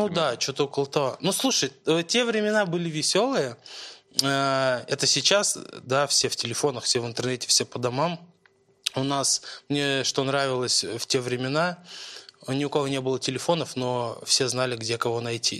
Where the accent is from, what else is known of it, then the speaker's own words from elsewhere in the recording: Moscow, Russia; я родился в Москве